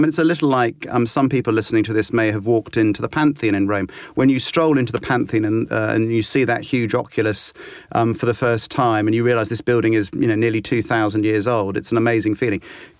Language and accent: English; Exeter, South West England, United Kingdom; Or no, I grew up in Devon, in Exeter.